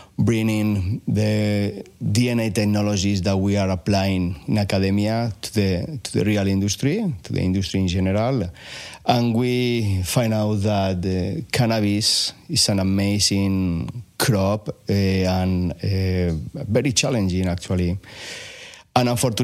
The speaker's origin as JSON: {"language": "English", "country": "Spain", "also_born_or_lived": "Japan / Davis, California / Berkeley, California", "moved": "as an adult", "lives_now": "United States", "said": "I'm originally from Spain"}